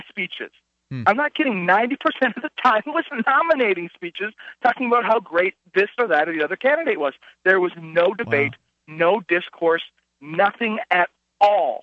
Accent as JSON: {"language": "English", "town": "Fargo", "region": "North Dakota", "country": "United States", "also_born_or_lived": "Moorhead, Minnesota", "said": "I'm from Fargo."}